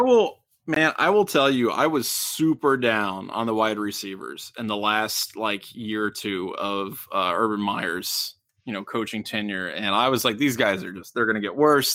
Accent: Middletown, Ohio, United States; I'm from Middletown

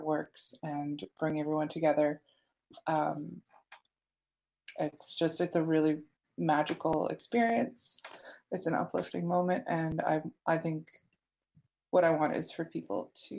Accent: Ottawa, Ontario, Canada; I grew up in Ottawa, and there was always graffiti around me

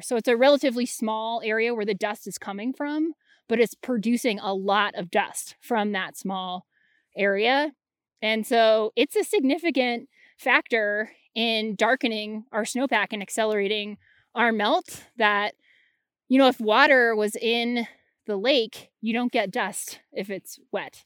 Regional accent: Anchorage, Alaska, United States; I grew up in Anchorage, Alaska

